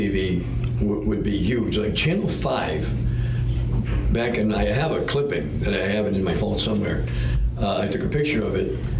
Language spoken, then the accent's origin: English; New England, United States; We're from New England.